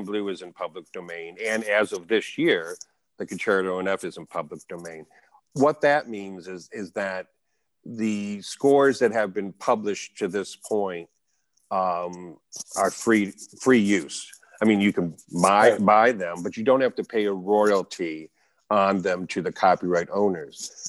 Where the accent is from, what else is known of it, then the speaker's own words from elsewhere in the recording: Bay City, Michigan, United States; Bay City, Michigan, my hometown